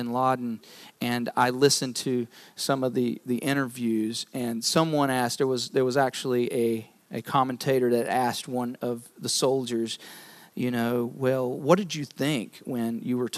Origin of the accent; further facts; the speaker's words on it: North Carolina, United States; moved away; I'm from North Carolina, so basketball, college basketball is kind of the thing there